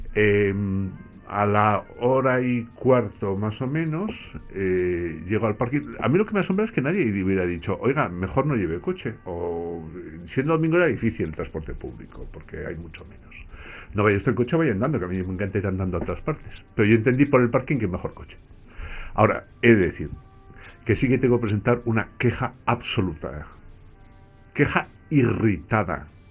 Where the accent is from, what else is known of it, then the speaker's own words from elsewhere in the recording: Basque Country, Spain; crecí en el País Vasco